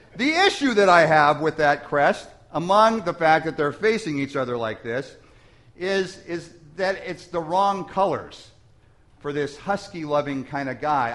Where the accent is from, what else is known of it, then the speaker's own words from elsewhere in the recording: England, United Kingdom; I'm English, and as purely English, really, almost as it gets.